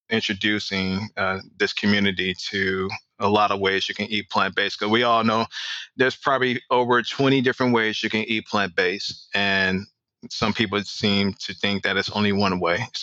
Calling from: Atlanta, Georgia, United States; ATL. You ever been?

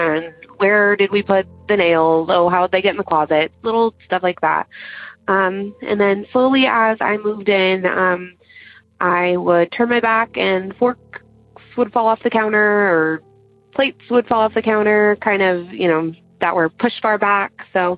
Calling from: Central Valley of California, United States; I'm calling from the Central Valley of California.

